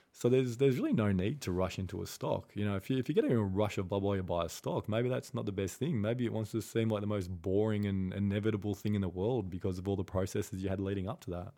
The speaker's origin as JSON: {"language": "English", "country": "Australia", "said": "I'm, I'm Australian"}